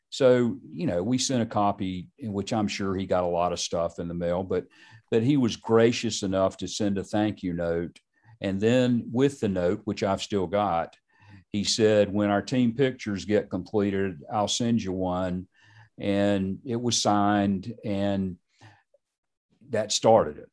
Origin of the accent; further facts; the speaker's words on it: Charlotte, North Carolina, United States; I grew up in Charlotte.